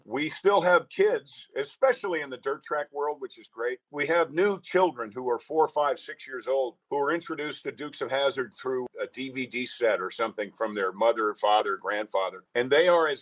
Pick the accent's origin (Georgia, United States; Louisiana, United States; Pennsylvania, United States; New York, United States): New York, United States; Mount Kisco; I'm from Mount Kisco, New York